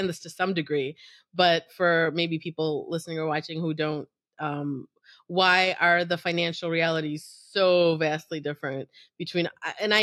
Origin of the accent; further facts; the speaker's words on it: United States; as an American